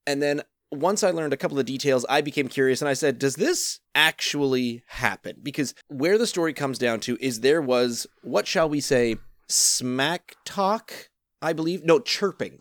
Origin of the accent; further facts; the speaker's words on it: Canada; I am a Canadian citizen, and I grew up not playing hockey